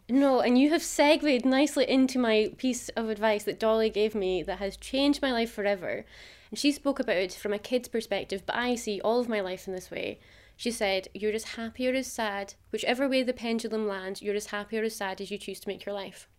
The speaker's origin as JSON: {"language": "English", "town": "Macduff", "region": "Scotland", "country": "United Kingdom", "moved": "yes", "said": "I'm originally from Macduff, which is quite a traditional small town."}